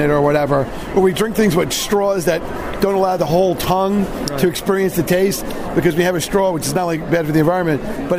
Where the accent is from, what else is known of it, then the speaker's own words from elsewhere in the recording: New York City, New York, United States; I'm from New York